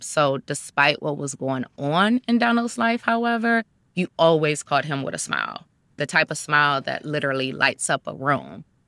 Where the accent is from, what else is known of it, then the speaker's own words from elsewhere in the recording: Cleveland, Ohio, United States; I was born and raised in Cleveland, Ohio.